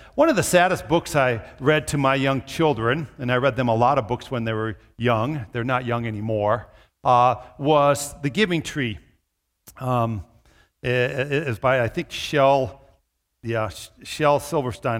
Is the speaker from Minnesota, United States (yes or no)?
yes; Minnesota, United States; moved away; also born or lived in southern Iowa / Brookings, South Dakota; I grew up in Minnesota